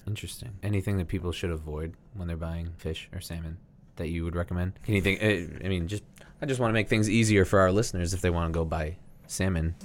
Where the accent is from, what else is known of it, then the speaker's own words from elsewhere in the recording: United States; we grew up here in America